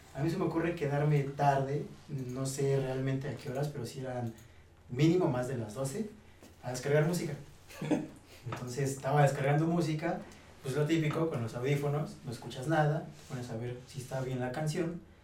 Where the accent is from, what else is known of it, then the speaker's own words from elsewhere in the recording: Mexico City, Mexico; moved away as an adult; also born or lived in Hidalgo; yo viví en el DF, yo soy del DF, yo viví 17 años en Iztapalapa